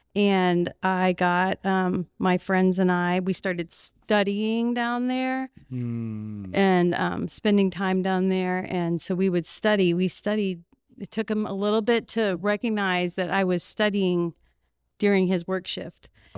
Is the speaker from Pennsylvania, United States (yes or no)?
yes; Philadelphia, Pennsylvania, United States; born there; I was born in Philadelphia, Pennsylvania.